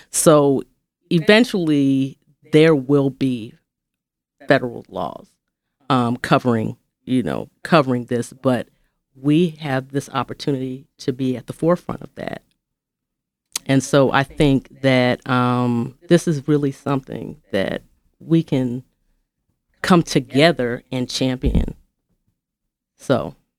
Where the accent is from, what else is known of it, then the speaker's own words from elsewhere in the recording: West Coast, United States; also born or lived in Atlanta; now in Memphis, United States; growing up in the West Coast